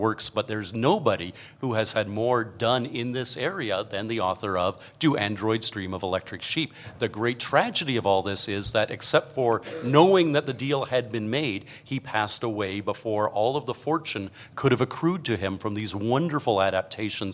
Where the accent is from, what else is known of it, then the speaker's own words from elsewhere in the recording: Canada; That's my accent. We Canadians